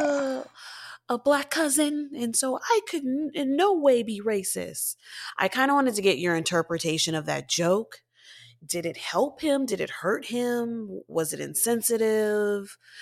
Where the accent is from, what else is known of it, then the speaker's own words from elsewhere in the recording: Texas, United States; I'm from Texas